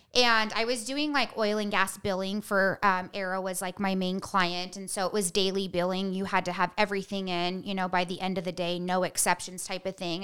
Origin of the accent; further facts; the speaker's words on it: Bishop, California, United States; I grew up in Bishop, California, like, up by Mammoth